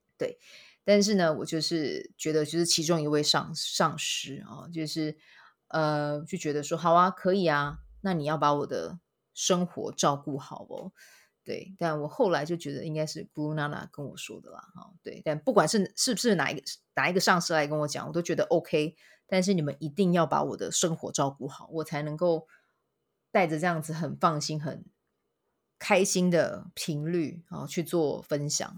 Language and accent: Chinese; Kaohsiung, Taiwan; now in Taipei, Taiwan; 想到我的故乡高雄这样子